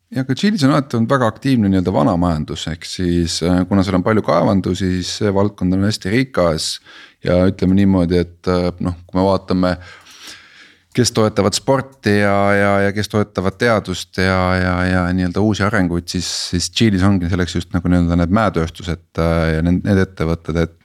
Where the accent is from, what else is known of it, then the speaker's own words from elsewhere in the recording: Estonia; ma olen Eestist